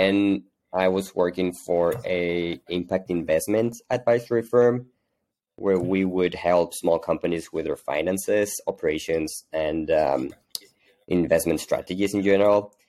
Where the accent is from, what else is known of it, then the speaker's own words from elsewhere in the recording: Hermosillo, Sonora, Mexico; now in Mexico City, Mexico; I'm originally from Mexico. I was actually born in the north of Mexico in a small town called Hermosillo, Sonora, pretty close to the U.S. But I've been living in Mexico City for the past 20 years or so.